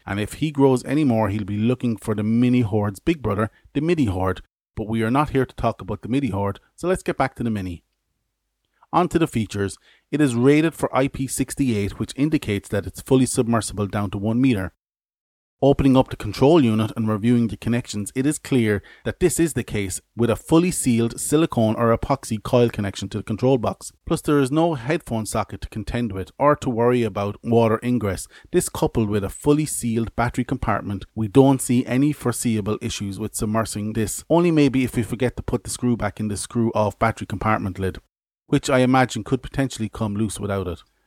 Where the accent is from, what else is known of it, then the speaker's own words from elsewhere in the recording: Ireland; I'm Irish.